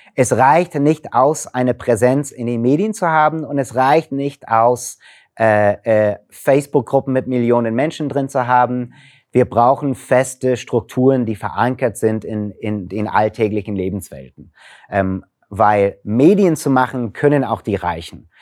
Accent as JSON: {"language": "German", "country": "United States", "said": "als Amerikaner"}